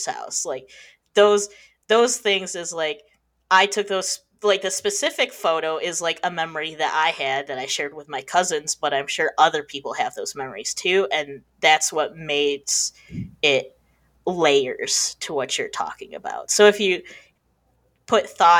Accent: Michigan, United States; I'm from Michigan.

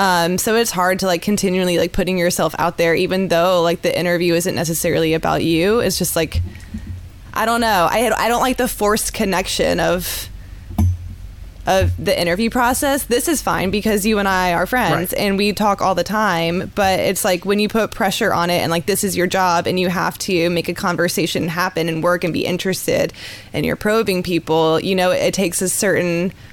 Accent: Fort Stewart, Georgia, United States; born there; So I was born on Fort Stewart. My dad was in the Army.

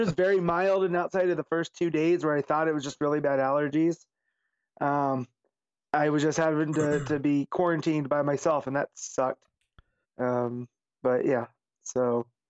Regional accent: Las Vegas, Nevada, United States; Vegas is my hometown

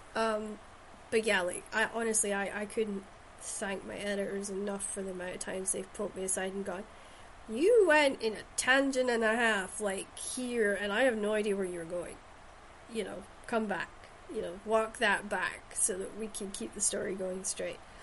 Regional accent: Shetland, Scotland, United Kingdom; born or raised there

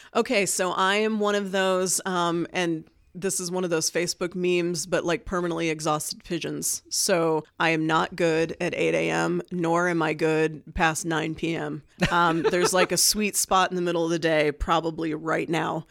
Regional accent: Martinsville, Indiana, United States; moved away as an adult; also born or lived in Bloomington, Indiana; now in Muncie, United States; we moved to Martinsville for most of my growing up time

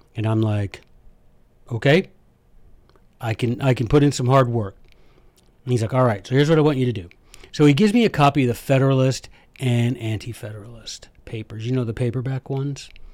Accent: United States; I am an American

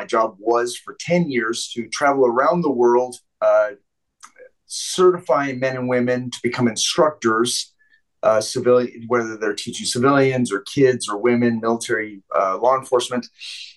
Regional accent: Vancouver, British Columbia, Canada; moved away; I grew up in Vancouver

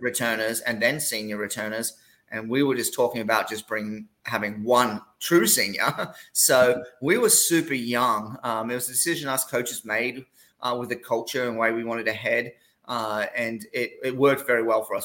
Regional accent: Gold Coast, Queensland, Australia; moved away as an adult; also born or lived in Tennessee / Iowa / Kansas; now in Corpus Christi, United States; I'm from the Gold Coast, which is about 40 minutes south of Brisbane

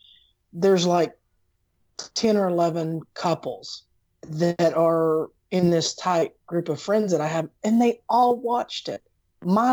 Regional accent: Tennessee, United States; from Tennessee

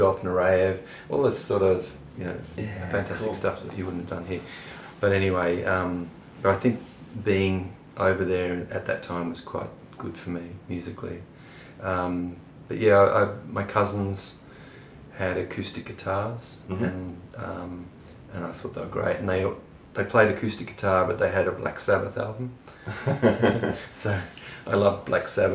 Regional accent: Brisbane, Queensland, Australia; also born or lived in Gold Coast / England; I grew up in Brisbane

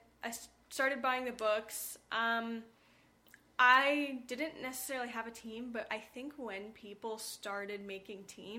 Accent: Utah, United States; I am from Utah. I am not a Mormon.

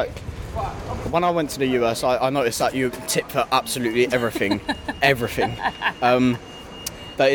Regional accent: Essex, East of England, United Kingdom; I'm from Essex.

